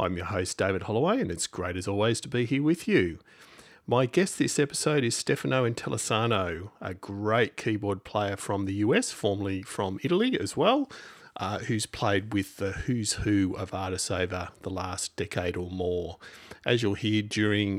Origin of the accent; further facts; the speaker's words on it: Australia; accent: Aussie; this damn Aussie accent